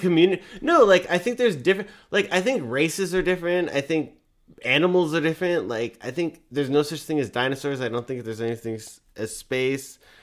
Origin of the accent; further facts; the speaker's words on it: United States; I'm an American